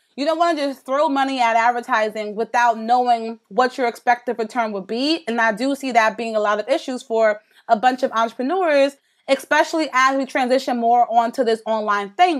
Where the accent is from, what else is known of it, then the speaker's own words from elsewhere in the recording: New York, United States; I'm from New York